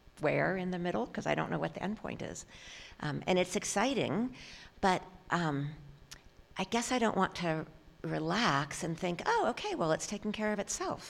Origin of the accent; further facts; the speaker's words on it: San Francisco, California, United States; moved away; also born or lived in Philadelphia; I grew up in San Francisco.